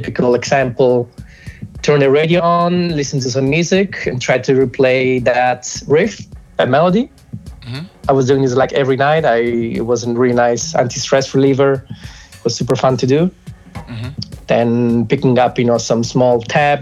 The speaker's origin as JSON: {"language": "English", "country": "Germany", "tie": "born or raised there", "also_born_or_lived": "Italy", "said": "I moved from Italy to Germany when I was about 8 years old"}